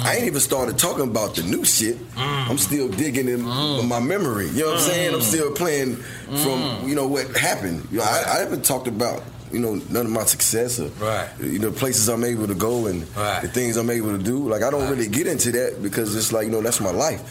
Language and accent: English; Georgia, United States; I'm from Georgia